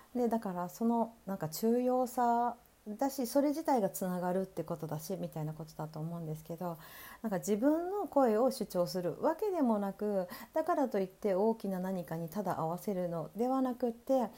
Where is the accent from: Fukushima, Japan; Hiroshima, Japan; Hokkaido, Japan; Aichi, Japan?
Hokkaido, Japan; Sapporo; 私ね北北海道札幌生まれということもあって